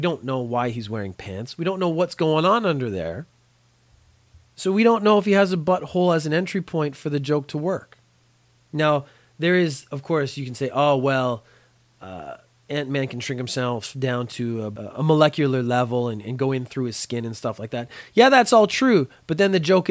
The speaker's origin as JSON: {"language": "English", "town": "Belfast", "region": "Northern Ireland", "country": "United Kingdom", "tie": "born or raised there", "said": "I have an Irish background. I was born in Belfast a long, long time ago"}